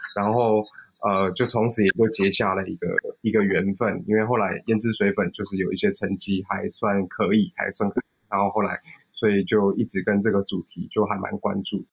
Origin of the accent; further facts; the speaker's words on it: Taiwan; 其实我就是， 就是土生土长的，的，的，的台湾人